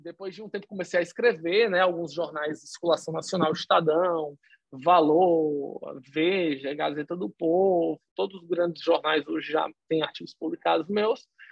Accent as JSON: {"language": "Portuguese", "town": "Fortaleza", "region": "Ceará", "country": "Brazil", "tie": "born or raised there", "said": "eu nasci em Fortaleza, no Ceará"}